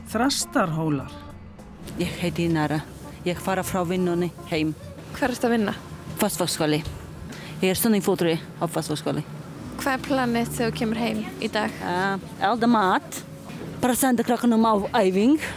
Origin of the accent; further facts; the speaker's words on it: Latvia; Icelandic is a second language; Nei, ég er frá Leitlandi